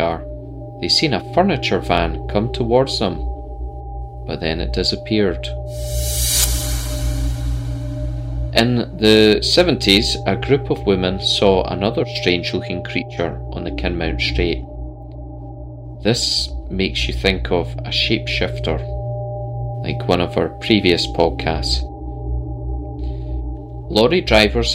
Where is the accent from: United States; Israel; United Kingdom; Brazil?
United Kingdom; Scotland; born and bred in Scotland.